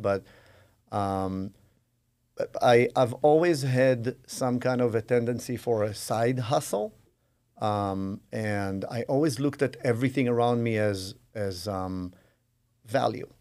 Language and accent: English; Israel; moved away as an adult; I grew up in Israel